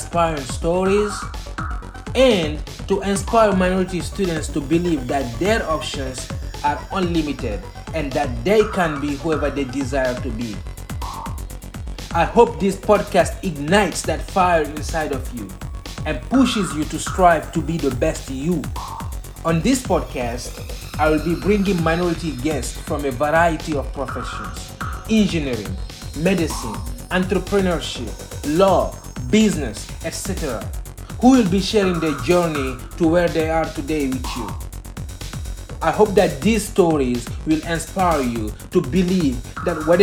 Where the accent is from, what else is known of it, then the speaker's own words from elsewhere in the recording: Guinea; now in Houston, United States; Guinea, which is my home country.